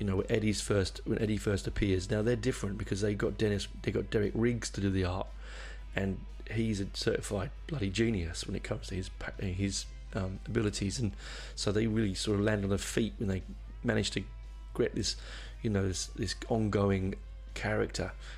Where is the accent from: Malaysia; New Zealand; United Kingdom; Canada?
United Kingdom; Barnet, London; I grew up in Barnet. I was born in Barnet, which is a suburb of London